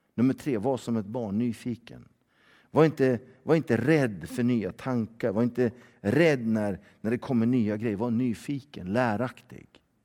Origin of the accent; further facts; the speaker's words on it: Sweden; vi är svenskar och våra barn är ju svensktalande